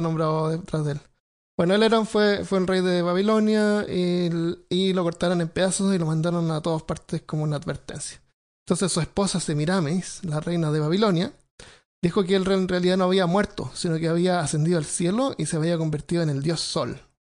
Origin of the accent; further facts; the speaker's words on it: Santiago, Santiago Metropolitan Region, Chile; moved away; yo me crié en Santiago y no es una ciudad